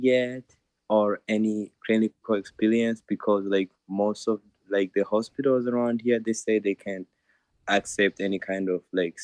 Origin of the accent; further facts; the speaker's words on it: Rwanda; now in United States; I'm originally from Rwanda